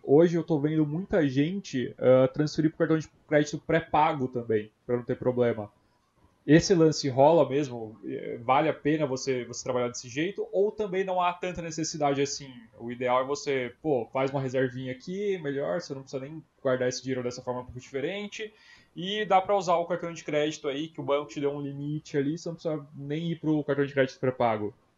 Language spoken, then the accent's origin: Portuguese; Brazil; Eu sou brasileiro